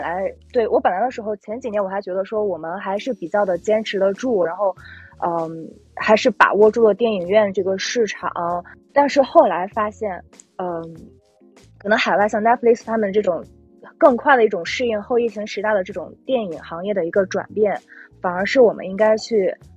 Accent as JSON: {"language": "Chinese", "town": "Qingdao", "region": "Shandong", "country": "China", "moved": "yes", "lives_now": "Beijing, China", "said": "因为我也是青岛人"}